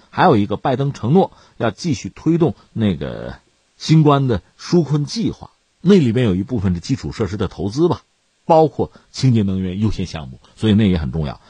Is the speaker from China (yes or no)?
yes; China; 我们是中国人